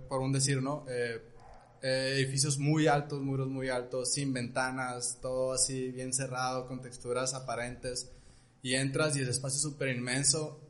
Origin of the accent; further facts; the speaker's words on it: Culiacán, Sinaloa, Mexico; somos de Culiacán